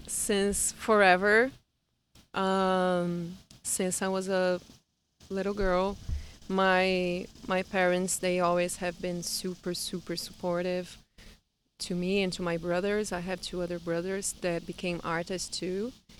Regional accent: Brazil; first language Portuguese; English is a second language; now in United States; … is the way I've been introducing myself around here since I came to the U.S., because I'm from Brazil. And I just love being identified with this name too, …, because it means moon in Portuguese.

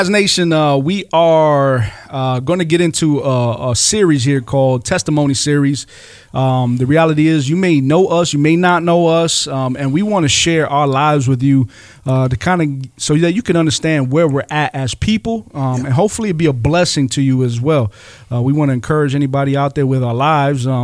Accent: Rochester, New York, United States; um, born and raised in Rochester, New York.

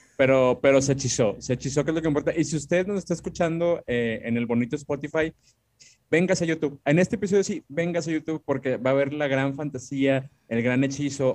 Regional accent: Monterrey, Nuevo León, Mexico; Y como somos regios

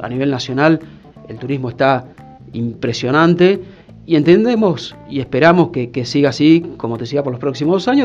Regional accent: Mar del Plata, Buenos Aires Province, Argentina; moved away as an adult; also born or lived in Lincoln, Buenos Aires; now in Salta, Argentina; yo soy marplatense, en realidad nací en Lincoln, provincia de Buenos Aires, pero de muy chico, por una cuestión familiar, eh, crecí en Mar de Plata

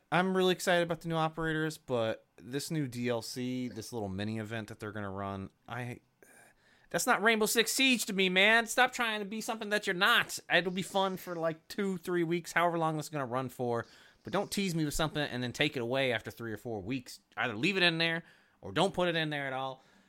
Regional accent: the South, United States; accent: southern; My southern accent sort of kicks in. I'm from the south, everybody, if you didn't know, but I've kicked the accent a long time ago.

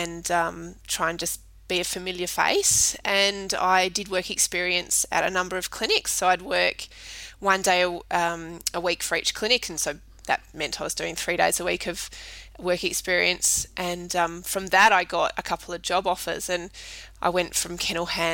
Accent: Perth, Western Australia, Australia; moved away as an adult; now in Adelaide, Australia; originally from Perth in the hills. Grew up there, but we moved here

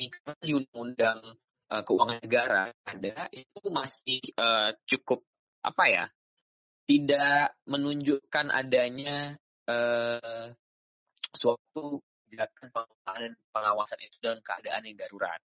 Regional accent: Binjai, North Sumatra, Indonesia; Asal saya dari Medan. Binjai tepatnya di Sumatera Utara.

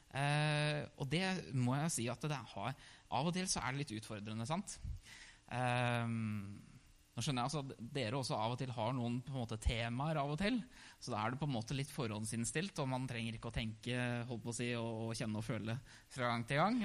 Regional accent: Hamar, Innlandet, Norway; født og oppvokst i Hamar

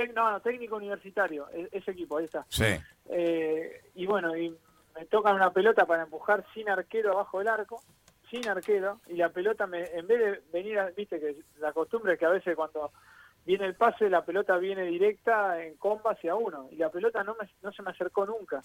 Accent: Buenos Aires, Argentina; yo soy del barrio de Caballito

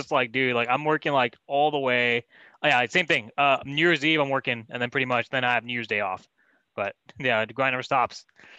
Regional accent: the Bay Area, California, United States; also born or lived in Chicago; us being born and raised in the Bay

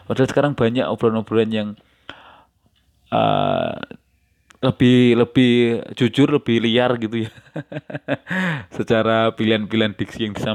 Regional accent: Java, Indonesia; accent: Javanese (medok); aksen bahasa aksen suara saya yang kelihatan medok ya yang nggak apa-apa gitu itu memang karena dari sononya nggak seperti ini dan saya tidak ada keinginan untuk merubah gitu

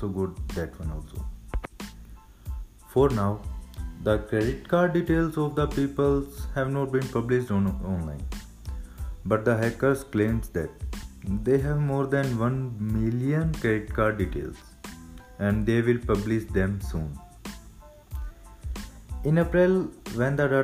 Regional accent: Rohtak, Haryana, India; also born or lived in Punjab; from Rohtak, Haryana

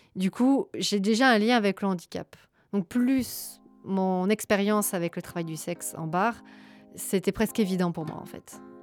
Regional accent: Gers, Occitania, France; moved away as an adult; also born or lived in Charente-Maritime; now in Belgium; je suis euh, originaire de la Charente-Maritime, puis j'ai grandi dans le Gers et euh, je suis arrivée en Belgique il y a à peu près 9 ans

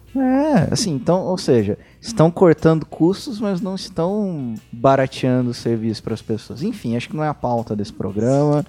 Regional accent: Guaxupé, Minas Gerais, Brazil; eu sou nativo do interior de Minas.

